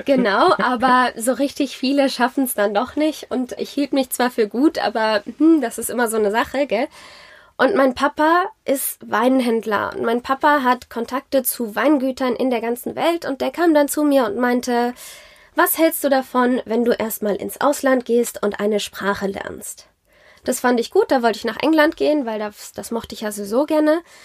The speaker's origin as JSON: {"language": "German", "town": "Zornheim", "region": "Rhineland-Palatinate", "country": "Germany", "tie": "born or raised there", "also_born_or_lived": "France / South Africa / Geisenheim", "said": "ich bin in Rheinhessen groß geworden. Ich bin in Zornheim aufgewachsen"}